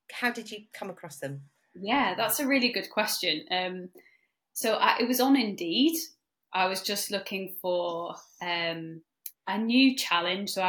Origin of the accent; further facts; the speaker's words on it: North West England, United Kingdom; I'm one of the senior support coaches at Trinity. I'm also a stress resilience coach too with Trinity and I am from the Lake District. But I've lived kind of all over, but I'm from the Lake District